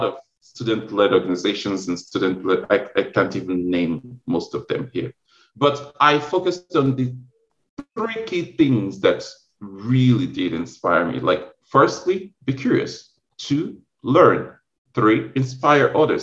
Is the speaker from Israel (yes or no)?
no; Nigeria; moved away as an adult; now in United States; I'm originally from Nigeria